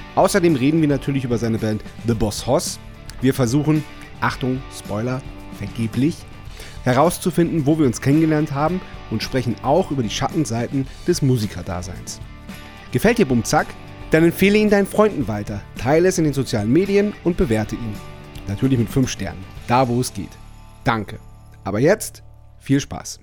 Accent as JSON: {"language": "German", "area": "Wendland", "region": "Lower Saxony", "country": "Germany", "said": "wir kommen aus dem Wendland"}